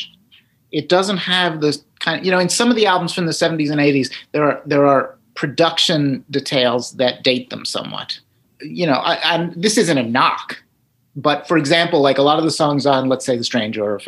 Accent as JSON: {"language": "English", "region": "New Jersey", "country": "United States", "said": "I'm a dude from Jersey"}